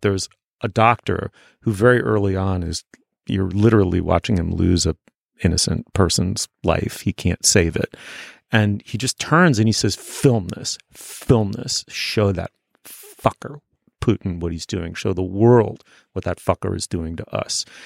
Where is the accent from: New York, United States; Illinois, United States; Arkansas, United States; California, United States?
New York, United States; New York City; Even though I was growing up in New York City, I was growing up in a starchy, waspy, in its own weird way, provincial corner of it